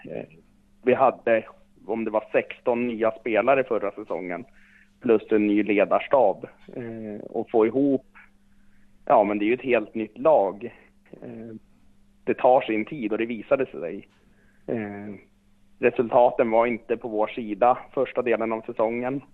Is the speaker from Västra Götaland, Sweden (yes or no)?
no; Östersund, Jämtland, Sweden; moved away; Jag är ju jämte och jag är från Östersund eh, ursprungligen.